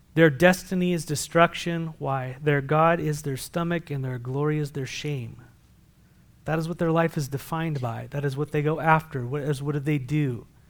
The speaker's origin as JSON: {"language": "English", "town": "San Diego", "region": "California", "country": "United States", "moved": "yes", "said": "I come from San Diego"}